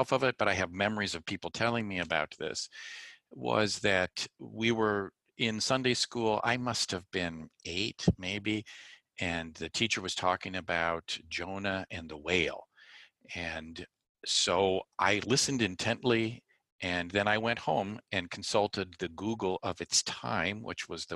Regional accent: Glendora, California, United States; I grew up in Southern California in a small town called Glendora

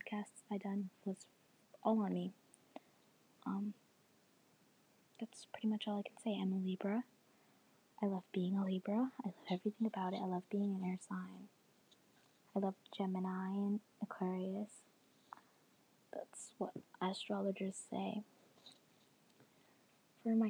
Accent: Canada; also born or lived in Jamaica; I was born in Jamaica, and then 3 years of age came, and I went to Canada

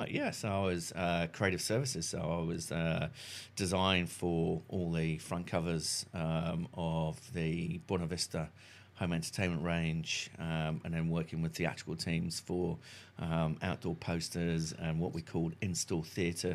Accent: Salcombe, South West England, United Kingdom; also born or lived in Fulham, London; now in New Zealand; originally from a small, sleepy fishing village called Salcombe in South Devon

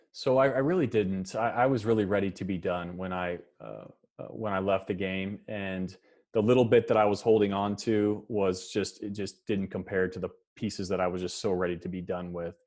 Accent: Kansas, United States; moved, moved to Kansas when I was about four years old and, uh, and, yeah, spent the rest of my time here in the state of Kansas

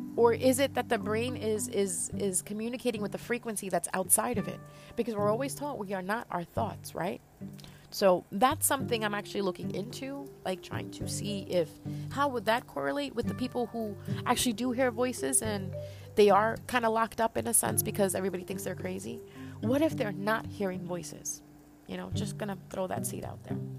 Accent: Punjab, Pakistan; I am from Pakistan. I'm Punjabi

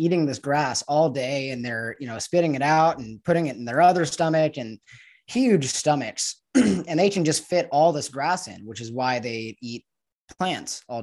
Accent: Los Angeles, California, United States; moved away as an adult; now in Mexico; I was raised growing up in Los Angeles

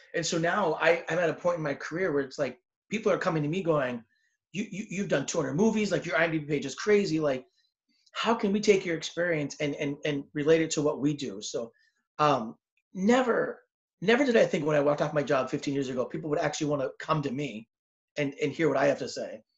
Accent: Southern California, United States; I'm from Southern California

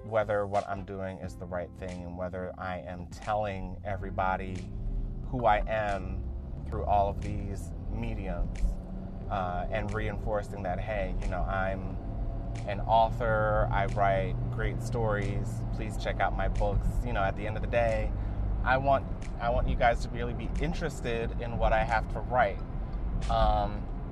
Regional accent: United States; as an American

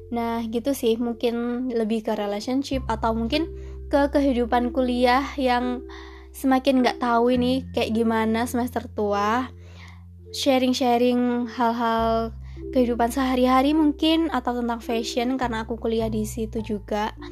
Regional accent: Malang, East Java, Indonesia; Aku asli Malang. Dari TK, SD, SMP, SMA sampai kuliah, nggak tahu kenapa kayak betah banget di Malang.

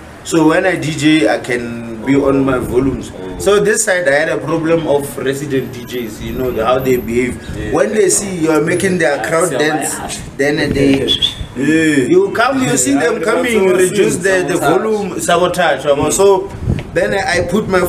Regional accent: Limpopo, South Africa; moved away; I was born in Limpopo, right? I grew up there, and then I came back this side for schooling.

